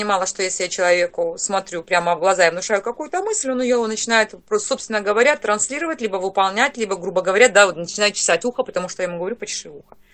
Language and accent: Russian; Targay, Kemerovo Oblast, Russia; now in Dnipropetrovsk, Ukraine; сама я а, с Сибири, а, с село Таргай. В свое время мы приехали жить на Украину, сейчас я живу в город Днепропетровск.